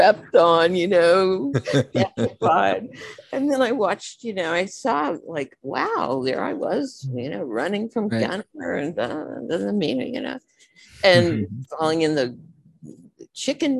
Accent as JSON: {"language": "English", "town": "Houston", "region": "Texas", "country": "United States", "tie": "born or raised there", "moved": "yes", "said": "I'm from Houston, so I've never done a show there. So that'll be kind of fun, you know, to go back to my hometown"}